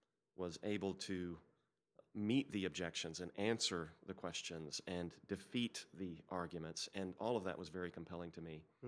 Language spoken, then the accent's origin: English; Arkansas, United States; My parents took us to church Sunday morning, Sunday night, Wednesday night. I grew up in Arkansas. My dad was a high school basketball coach, and we were always involved in our local church.